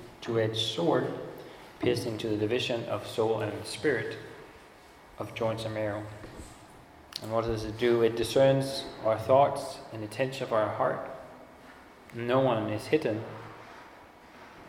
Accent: Denmark; moved away; I grew up in Denmark

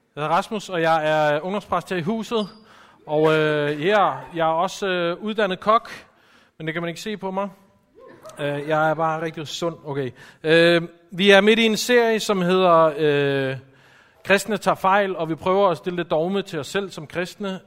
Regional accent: Copenhagen, Capital Region of Denmark, Denmark; som I kan høre, så er jeg også fra København

